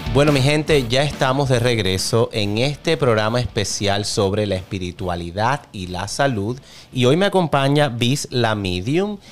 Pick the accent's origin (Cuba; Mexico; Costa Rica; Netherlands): Cuba; como tú soy cubano